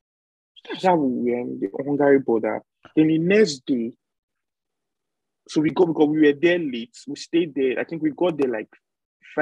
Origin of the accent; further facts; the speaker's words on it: Nigeria; moved away; also born or lived in Ukraine; We are Nigerian, we are black